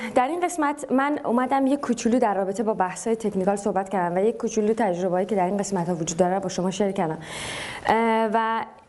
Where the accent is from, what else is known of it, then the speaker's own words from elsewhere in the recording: Tehran, Tehran Province, Iran; من مثلا تو تهران بزرگ شدم